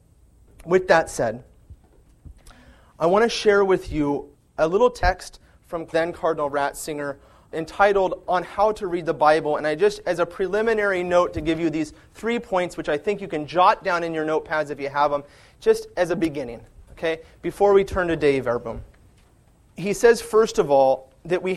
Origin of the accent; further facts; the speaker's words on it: California, United States; I'm from California, and we don't have fall in California. But in the summertime, the fields turn golden brown. I can see that with my eyes because I grew up with it